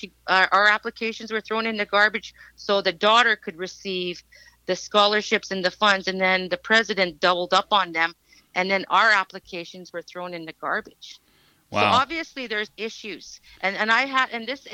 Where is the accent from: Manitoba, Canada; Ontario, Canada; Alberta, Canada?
Alberta, Canada; Lac La Biche; I'm a grassroots Métis from born and raised in Lac La Biche